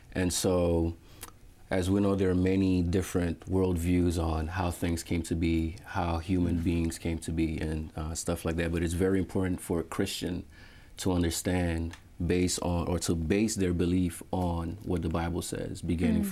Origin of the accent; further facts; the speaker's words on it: Venezuela; now in Philadelphia, United States; I was born in Venezuela